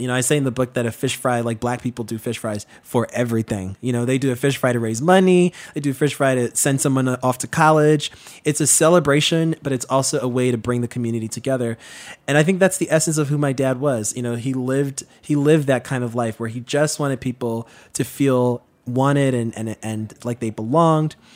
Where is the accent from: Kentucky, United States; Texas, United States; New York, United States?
New York, United States; New York City; So when I was born back in the nineties, you know, growing up in Queens